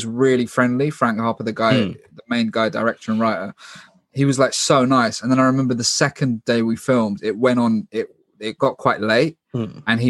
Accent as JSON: {"language": "English", "region": "London", "country": "United Kingdom", "said": "I'm from London"}